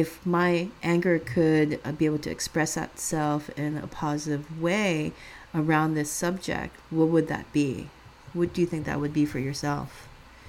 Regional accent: California, United States; growing up in the Bay Area, I mean, later on living in the Bay Area

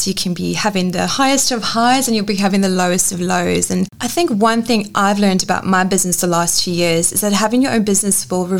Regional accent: South Africa; now in Perth, Australia; I grew up in South Africa. It's the same place Charlize Theron is from

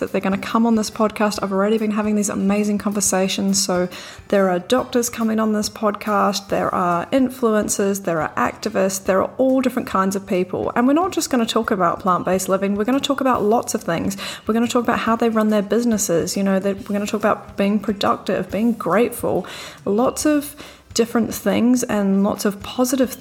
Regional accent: New Zealand; also born or lived in Bondi Beach, Australia; now in Sydney, Australia; I'm from New Zealand. You might have already picked up the accent.

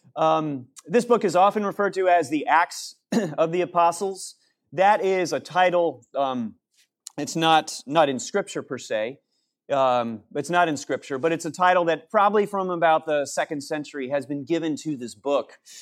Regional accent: New Canaan, Connecticut, United States; growing up in New Canaan, Connecticut

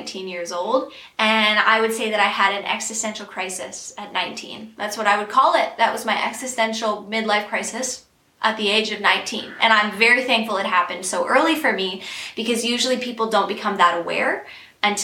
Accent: Peterborough, Ontario, Canada; I am from Peterborough, Ontario

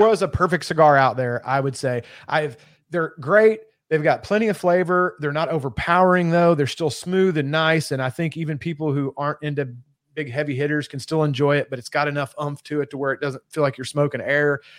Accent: Kentucky, United States; moved away; being that I'm originally from Kentucky, I was raised with bourbon.

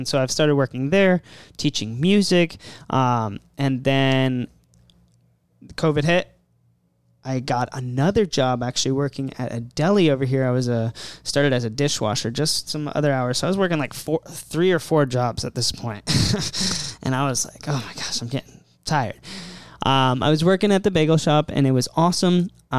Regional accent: Maryland, United States; moved away; I'm from Maryland. I moved here.

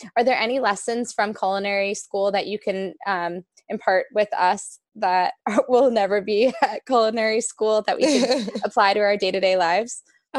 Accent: New York, United States; especially growing up in New York, most New Yorkers, I feel like they have salt in their house

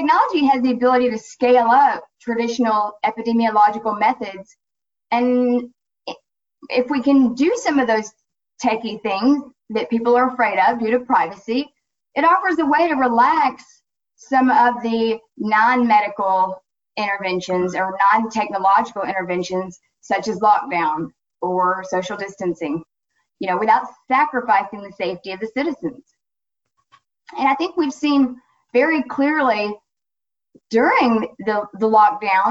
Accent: Florida, United States; my home state, Florida

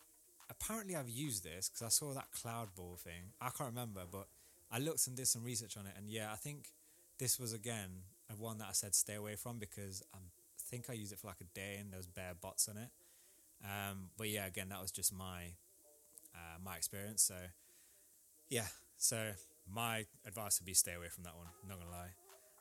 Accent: India; so I'm Indian. We have, like, for instance, like a caste system, which personally I don't agree with, but it is still there now.

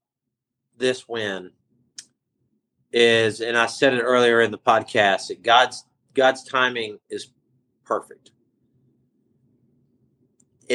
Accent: Clewiston, Florida, United States; born or raised there

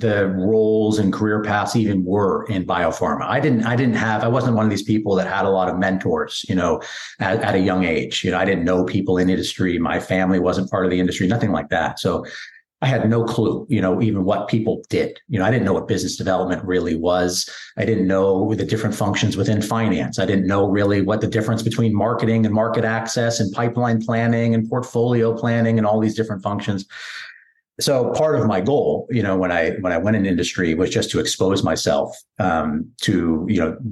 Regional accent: San Francisco Bay Area, California, United States; moved away; I grew up in the San Francisco Bay Area.

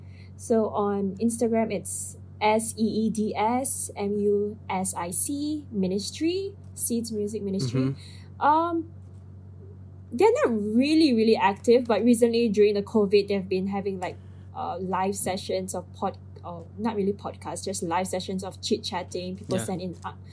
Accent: Philippines; I am Filipino.

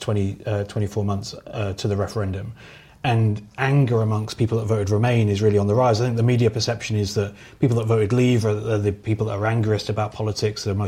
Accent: Norwich, East of England, United Kingdom; I grew up in Norwich

